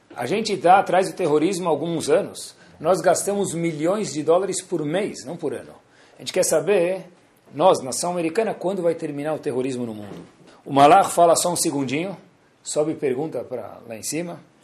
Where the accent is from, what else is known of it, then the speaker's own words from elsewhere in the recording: Brazil; nós somos brasileiros